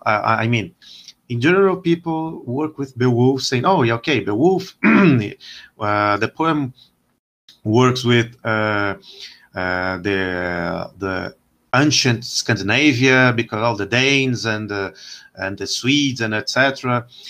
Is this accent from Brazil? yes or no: yes; Brazil; also born or lived in Winchester; I'm from Brazil, and actually, I am a historian here in, in Brazil